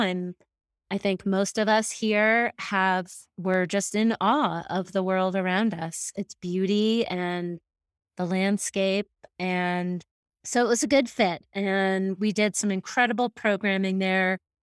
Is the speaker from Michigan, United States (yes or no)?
no; Massachusetts, United States; moved away as an adult; now in Jackson, United States; I was raised in Massachusetts